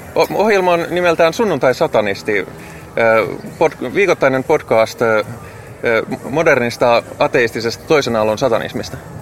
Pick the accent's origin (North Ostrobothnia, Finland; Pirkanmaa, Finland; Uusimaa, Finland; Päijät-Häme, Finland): Päijät-Häme, Finland; Lahti; moved away as an adult; now in Helsinki, Finland; mä oon Hämeestä